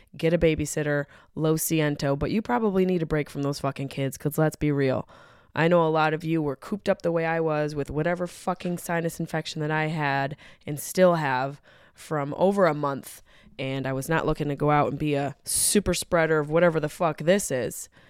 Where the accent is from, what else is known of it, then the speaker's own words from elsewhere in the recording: Syracuse, New York, United States; my hometown of Syracuse, New York